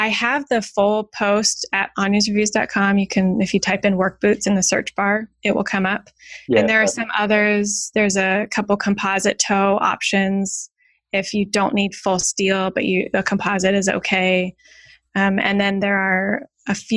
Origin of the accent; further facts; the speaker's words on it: California, United States; moved away; I'm originally from California